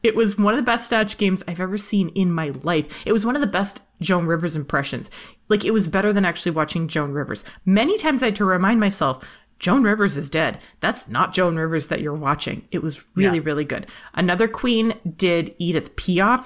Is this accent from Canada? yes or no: yes; Canada; I'm from Canada